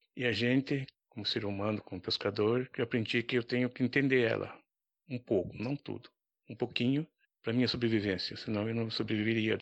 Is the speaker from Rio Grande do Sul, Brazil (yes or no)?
no; Cananéia, São Paulo, Brazil; sou morador de lá, nascido ali, criado